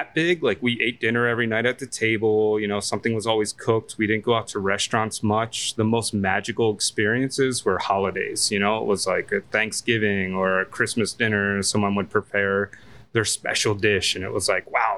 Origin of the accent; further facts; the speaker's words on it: Northfield, New Jersey, United States; moved away as an adult; now in Washington, D.C., United States; I grew up right outside of Ocean City, New Jersey, in a little town called Northfield